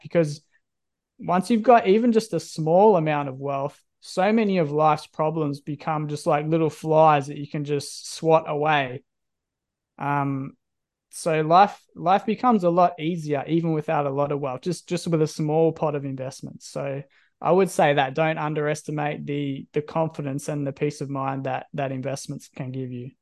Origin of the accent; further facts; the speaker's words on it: Country Victoria, Australia; now in Perth, Australia; I'm from Country Victoria